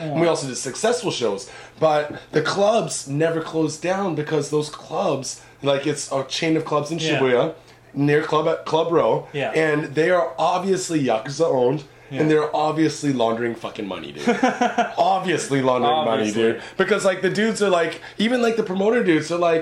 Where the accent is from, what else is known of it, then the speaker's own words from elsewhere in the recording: United States; now in Japan; I'm an American dude